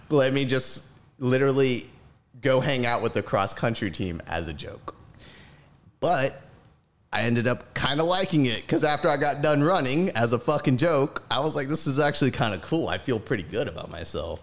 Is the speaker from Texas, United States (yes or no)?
no; Gulfport, Mississippi, United States; moved away as an adult; now in Dallas, United States; Born and raised in Gulfport, Mississippi